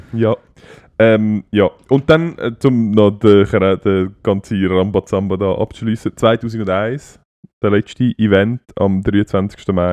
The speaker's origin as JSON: {"language": "German", "country": "Switzerland", "said": "bei uns in der Schweiz"}